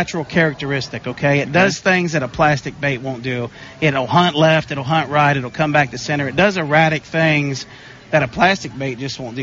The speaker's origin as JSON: {"language": "English", "country": "United States", "tie": "born or raised there", "said": "I was born and raised on the Ohio River"}